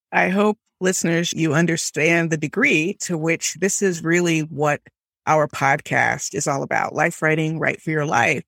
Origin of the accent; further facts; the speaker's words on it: Miami, Florida, United States; I grew up in Miami